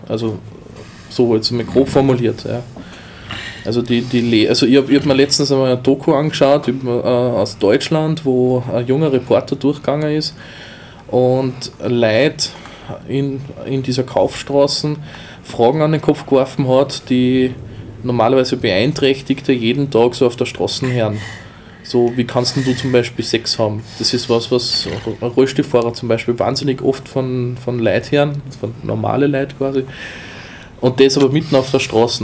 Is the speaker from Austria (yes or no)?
yes; Austria; bei uns in Österreich